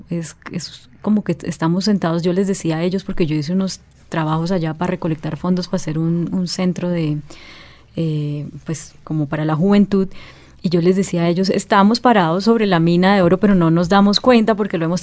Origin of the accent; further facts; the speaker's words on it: Cali, Valle del Cauca, Colombia; moved away as an adult; also born or lived in Palmira / Atlanta; yo soy del Valle del Cauca